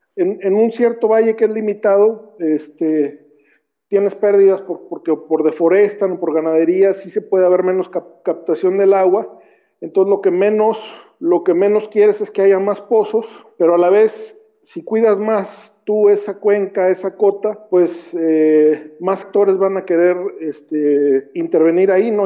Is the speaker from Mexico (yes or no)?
yes; San Luis Potosí, Mexico; yo siendo potosino